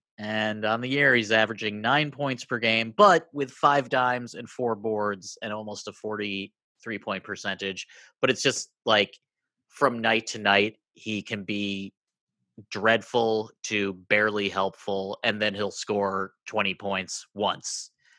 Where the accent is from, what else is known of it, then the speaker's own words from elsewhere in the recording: Midwest, United States; As a Midwesterner